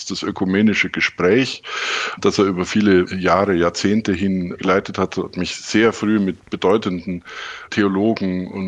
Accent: Neuburg an der Donau, Bavaria, Germany; Ich bin in Neuburg an der Donau im Oberbayern aufgewachsen, habe so die, die, die, übliche Laufbahn eines ja, sehr bildungsaffinen Elternhauses durchlaufen.

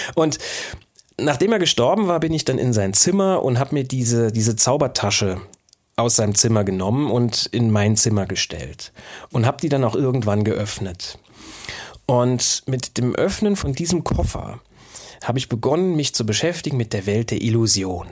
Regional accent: Saarbrücken, Saarland, Germany; an der Universität des Saarlandes, wo ich ja auch ursprünglich herkomme. Ich komme ja aus Saarbrücken

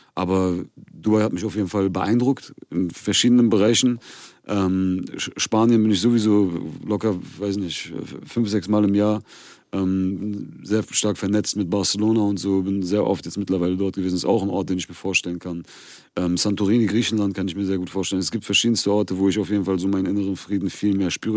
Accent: Germany; ich bin hier geboren und aufgewachsen. Ich fühle mich durch und durch äh, wie ein Deutscher

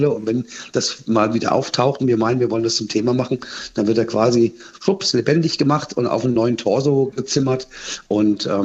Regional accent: Frankfurt, Hesse, Germany; Wir haben ja in diesem Jahr die Europameisterschaft auch in Frankfurt. Da sind wir Frankfurter stolz drauf

